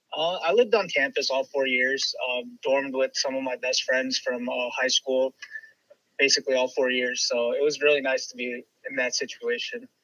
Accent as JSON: {"language": "English", "town": "Chicago", "region": "Illinois", "country": "United States", "tie": "born or raised there", "moved": "as an adult", "lives_now": "Cleveland, United States", "said": "born and raised in Chicago."}